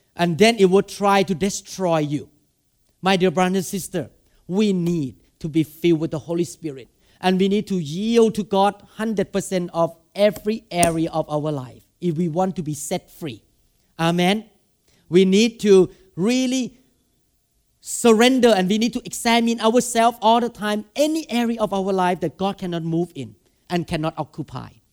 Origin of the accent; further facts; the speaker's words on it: Thailand; English is a second language; now in Seattle, United States; when I go to Thailand, I have one thousand people. Because I speak Thai.